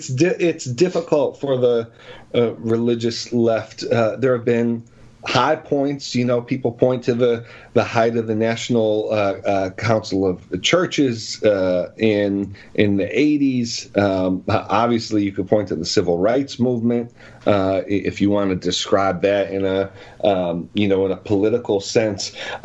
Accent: Buffalo, New York, United States; I'm from Buffalo, New York, from a big Italian-American Catholic family, but wasn't too connected to faith early on until 15 years old. I became a Christian after I read the book of Romans.

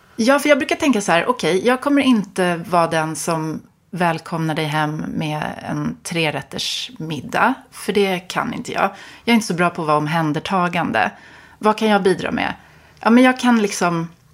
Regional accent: Stockholm, Stockholm County, Sweden; jag är uppvuxen på Östermalm

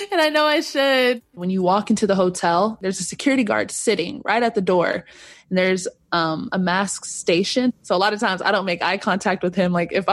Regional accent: Corona, California, United States; I am from Corona, California

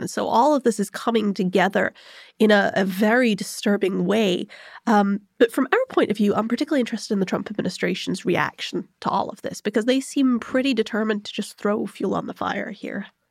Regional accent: United Kingdom; I'm also British

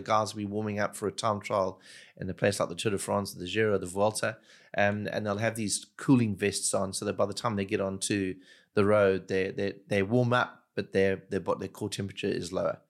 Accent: Durban, KwaZulu-Natal, South Africa; I grew up in Durban, which is a very tropical part of South Africa

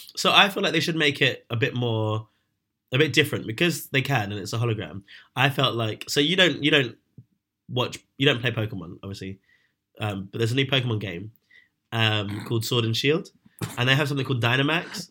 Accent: London, United Kingdom; I grew up in London

